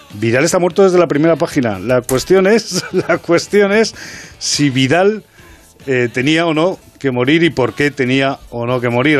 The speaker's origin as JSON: {"language": "Spanish", "town": "Madrid", "region": "Community of Madrid", "country": "Spain", "said": "los dos escritores somos del Parque de las Avenidas"}